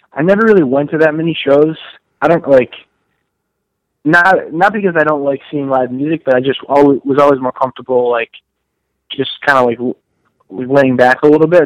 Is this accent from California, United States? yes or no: no; Western Massachusetts, United States; I actually grew up, and as did Phil and Justin, we grew up in Western Massachusetts